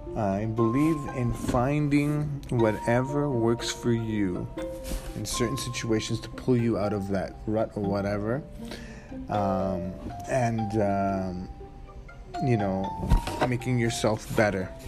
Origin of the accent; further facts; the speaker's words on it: Edmonton, Alberta, Canada; first generation Canadian, uh, you know, born and raised in Edmonton, grew up in the north side, uh, still live there.